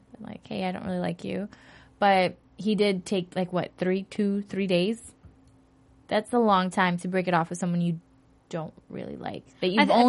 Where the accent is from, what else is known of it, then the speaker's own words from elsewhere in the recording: Brazil; English is a second language; moved away; I am Brazilian.